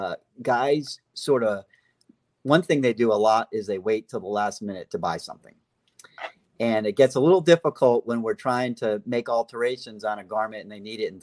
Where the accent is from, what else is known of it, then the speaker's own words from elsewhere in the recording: Hollywood, Florida, United States; also born or lived in New England / Fort Myers, Florida; I was born up there with my family, and then we moved to Florida when I was about 6 years old, and I grew up over on the East Coast in Hollywood, Florida